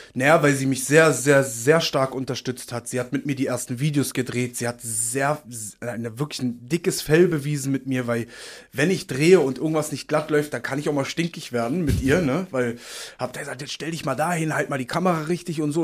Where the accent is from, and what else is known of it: Berlin, Germany; born or raised there; accent: Berlin; also born or lived in Uslar, Lower Saxony